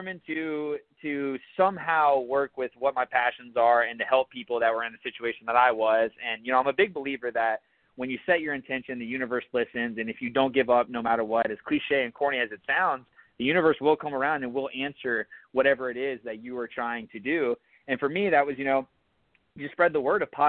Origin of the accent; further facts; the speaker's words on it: Atlanta, Georgia, United States; moved away as an adult; also born or lived in Charleston, South Carolina; I grew up in Atlanta, Georgia. Spent about 23 years there.